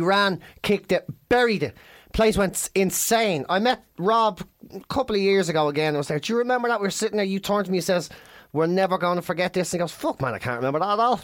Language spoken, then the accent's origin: English; Ireland; We're from Ireland.